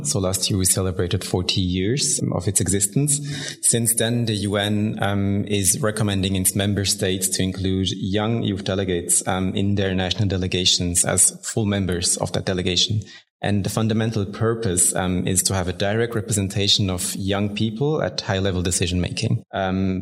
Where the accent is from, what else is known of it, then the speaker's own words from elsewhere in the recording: Bern, Switzerland; I was born and raised in Bern here in Switzerland